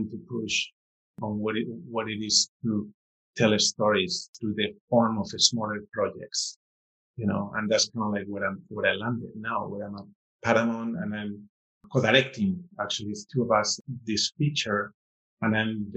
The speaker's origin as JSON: {"language": "English", "country": "Spain", "tie": "born or raised there", "moved": "yes", "said": "growing up in Spain"}